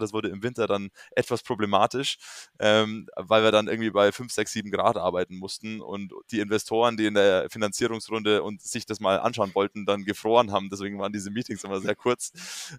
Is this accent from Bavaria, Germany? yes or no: yes; near Munich, Bavaria, Germany; also born or lived in London; ich komme ursprünglich aus der Nähe von München